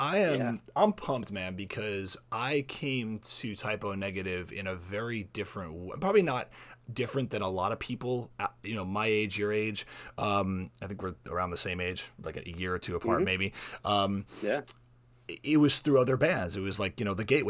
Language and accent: English; South Florida, United States; I grew up in South Florida